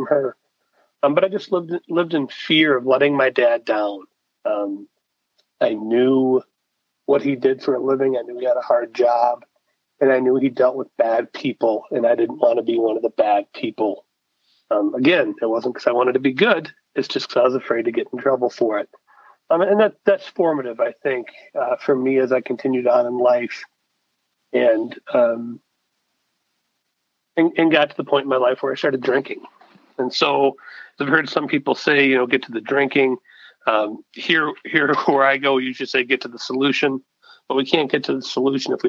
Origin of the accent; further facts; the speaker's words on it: Detroit, Michigan, United States; We grew up in Detroit. We actually live in the city.